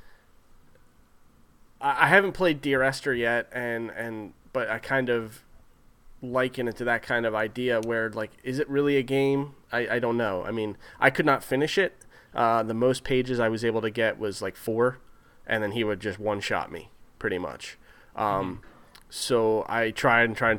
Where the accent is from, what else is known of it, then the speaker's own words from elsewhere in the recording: New Jersey, United States; us growing up in New Jersey